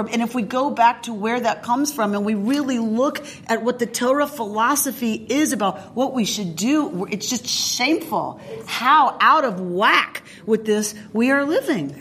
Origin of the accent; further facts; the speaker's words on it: the South, United States; moved away; also born or lived in Duluth; I grew up in the South